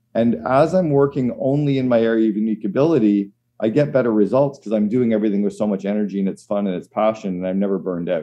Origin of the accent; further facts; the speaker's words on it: Canada; as a Canadian